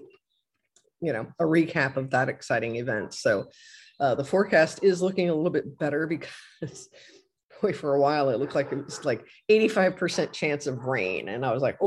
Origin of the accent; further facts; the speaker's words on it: Batavia, Ohio, United States; moved away; my hometown of Batavia, Ohio